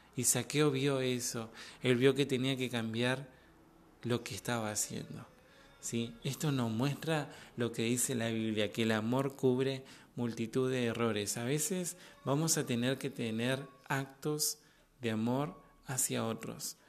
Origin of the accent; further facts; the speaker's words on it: Argentina; de Argentina